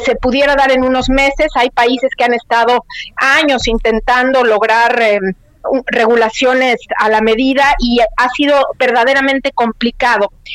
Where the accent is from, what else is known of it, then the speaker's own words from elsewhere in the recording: Mexico; moved away; yo soy mexicana, creé mi cuenta cuando estaba en México, pero ahora me encuentro en otro país